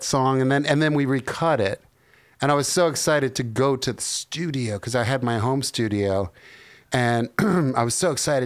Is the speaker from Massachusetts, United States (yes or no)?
no; New Jersey, United States; now in Nashville, United States; I grew up in New Jersey